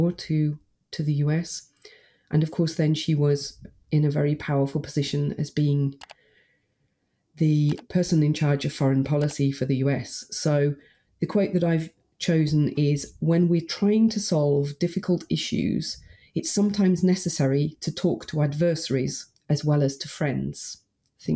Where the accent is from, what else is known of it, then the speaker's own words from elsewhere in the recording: United Kingdom; my hometown in the UK